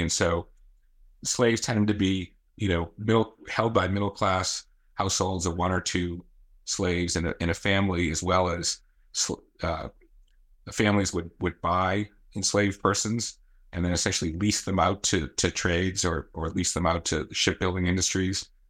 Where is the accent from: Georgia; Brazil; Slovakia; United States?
United States; Newton, Massachusetts; also born or lived in Boston / Needham; I grew up in Newton and live in Needham